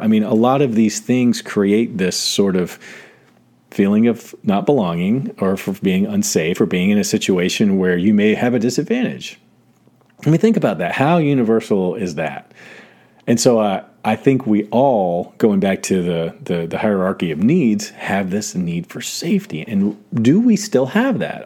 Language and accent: English; South Georgia, United States; moved away; I grew up in South Georgia, so I went to, like, second to sixth grade in South Georgia